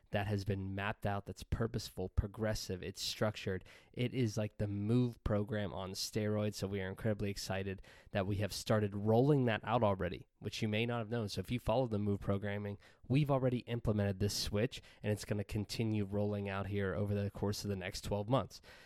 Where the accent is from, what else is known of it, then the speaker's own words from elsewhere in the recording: Pennsylvania, United States; moved away as an adult; we recently relocated to Pennsylvania, back to my hometown